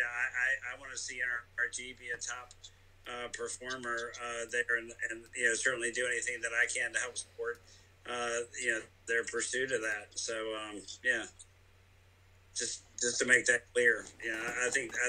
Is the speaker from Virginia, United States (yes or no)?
no; Greenville, North Carolina, United States; I'm from Greenville.